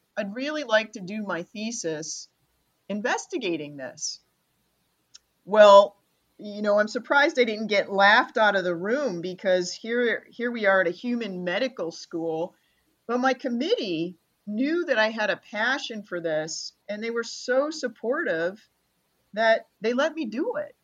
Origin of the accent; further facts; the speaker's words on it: Rochester, New York, United States; moved away; I'm from Rochester, New York